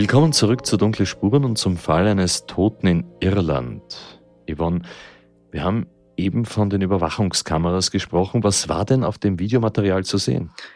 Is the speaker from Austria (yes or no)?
yes; Austria; hier bei uns in Österreich